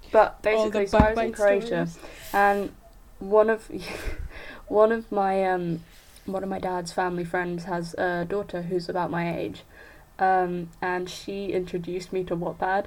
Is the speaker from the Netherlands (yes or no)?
yes; Netherlands; I grew up in Holland.